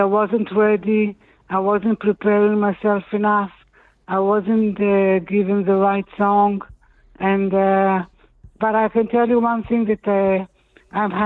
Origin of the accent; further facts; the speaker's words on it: Israel; we don't really belong to the European country, the continent. We're from the Middle East